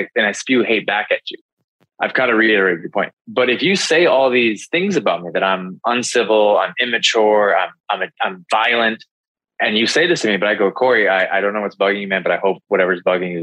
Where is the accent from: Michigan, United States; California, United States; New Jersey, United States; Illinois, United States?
Illinois, United States; Chicago; I'm from Chicago, born and raised here, a former police officer